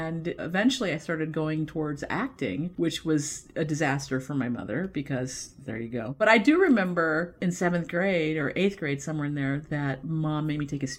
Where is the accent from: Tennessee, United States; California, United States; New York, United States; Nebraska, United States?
California, United States; Los Angeles; I am from Los Angeles.